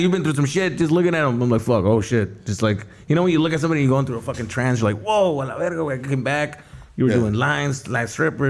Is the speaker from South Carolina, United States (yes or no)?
no; Tucson, Arizona, United States; I grew up in Arizona, in Tucson.